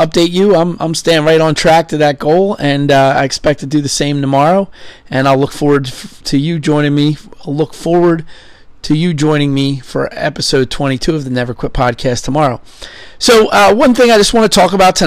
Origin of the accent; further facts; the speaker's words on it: Philadelphia, Pennsylvania, United States; also born or lived in Somerset, Pennsylvania; I grew up in Philadelphia